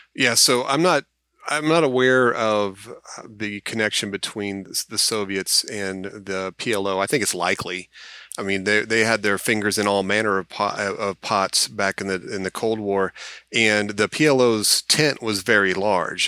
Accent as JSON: {"language": "English", "country": "United States", "said": "As an American"}